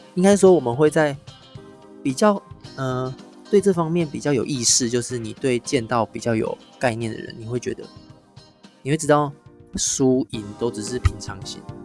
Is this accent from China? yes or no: no; Taiwan; 我们台湾人心中都会觉得日本剑道才是比较正宗